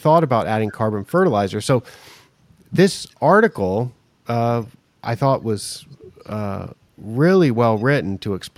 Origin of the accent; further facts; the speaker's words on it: United States; now in Thailand; I'm from the United States, but I don't spend so much time there. I'm in southern Thailand right now